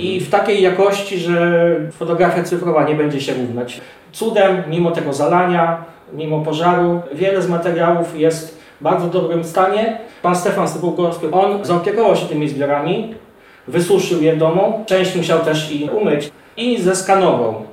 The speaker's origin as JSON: {"language": "Polish", "town": "Zakrzówek", "region": "Lublin Voivodeship", "country": "Poland", "tie": "born or raised there", "said": "Wszystkie moje szczeble edukacji do studiów były w Zakrzówku, szkoła podstawowa, gimnazjum i liceum"}